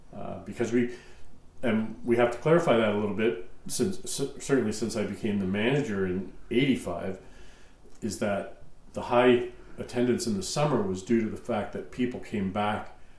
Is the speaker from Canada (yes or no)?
yes; Stouffville, Ontario, Canada; also born or lived in Welland, Ontario; I grew up in Stouffville, which is an hour away